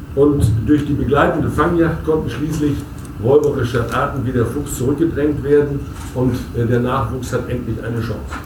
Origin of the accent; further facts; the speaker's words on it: Münsterland, North Rhine-Westphalia, Germany; bei uns im Münsterland